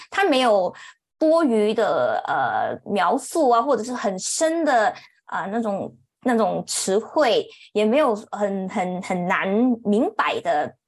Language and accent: Chinese; Kuala Lumpur, Federal Territory of Kuala Lumpur, Malaysia; 我是，呃，土生土长在吉隆坡 的一个小孩，那目前，呃，也是在吉隆坡居住着